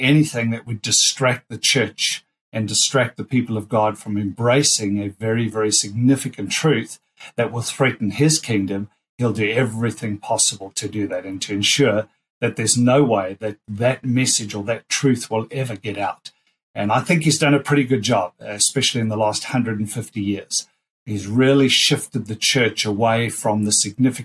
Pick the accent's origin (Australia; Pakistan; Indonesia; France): Australia; being Australian